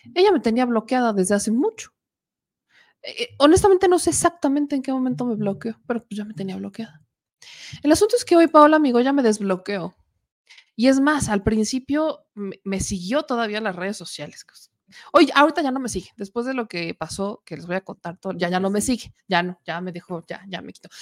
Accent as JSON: {"language": "Spanish", "region": "Puebla", "country": "Mexico", "tie": "born or raised there", "said": "en el estado de Puebla, en mi bonito estado, en mi terruño, en mi hogar, en mi casa"}